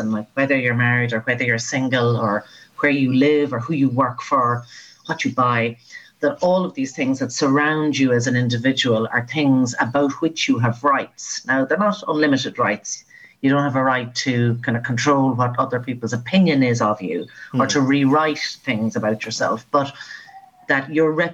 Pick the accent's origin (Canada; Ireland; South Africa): Ireland; Mullingar, Leinster; moved away as an adult; I love that you mentioned Mullingar, because that's my hometown